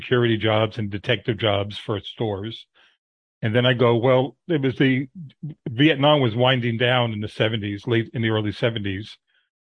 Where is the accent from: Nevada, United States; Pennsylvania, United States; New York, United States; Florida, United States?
New York, United States; moved away; growing up in New York